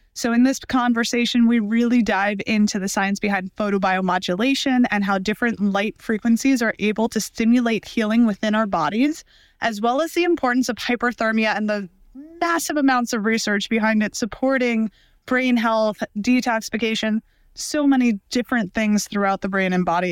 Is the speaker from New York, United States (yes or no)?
yes; New York City, New York, United States; I grew up in Brooklyn